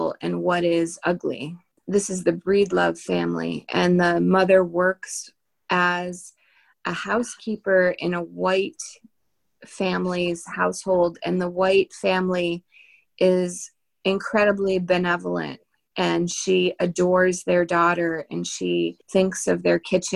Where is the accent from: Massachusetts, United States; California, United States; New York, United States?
Massachusetts, United States; near Boston; I grew up near Boston